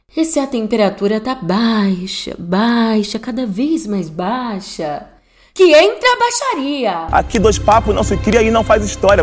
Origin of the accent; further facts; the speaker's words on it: São Paulo, Brazil; minha terra da garoa está completando 469 anos